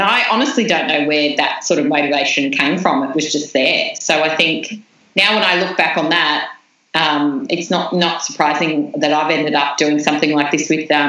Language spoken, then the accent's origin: English; New South Wales, Australia; I wrote letters to every business in the town, in the small town that I grew up in New South Wales